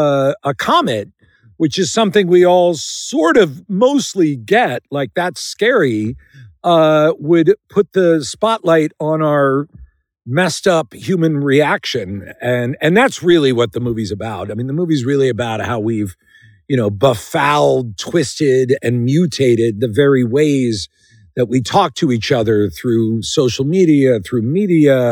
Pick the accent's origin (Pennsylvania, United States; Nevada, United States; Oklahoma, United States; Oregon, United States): Pennsylvania, United States; Philadelphia; outside Philadelphia, where I'm from